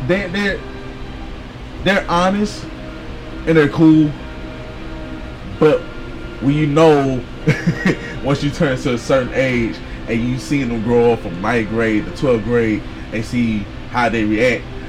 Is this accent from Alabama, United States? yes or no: yes; Mobile, Alabama, United States; Growing up in Tumbleville